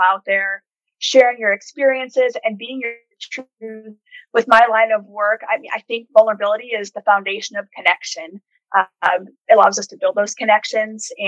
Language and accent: English; South Dakota, United States; moved away as an adult; also born or lived in Alaska / Georgia / Colorado / Germany; now in South Korea; I'm from the Midwest, born and raised in South Dakota